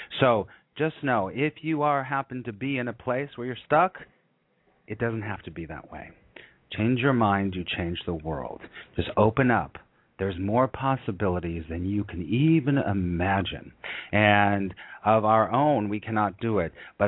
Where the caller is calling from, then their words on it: New York City, New York, United States; And I'm calling you from New York City.